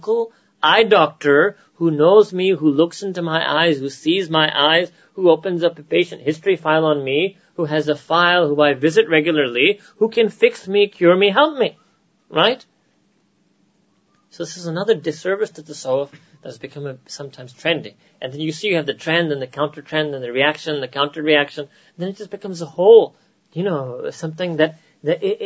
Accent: United States; accent: American; my American accent

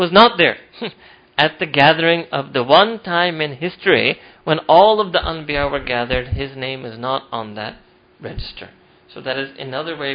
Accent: United States; all the Jews and Christians we grew up in America

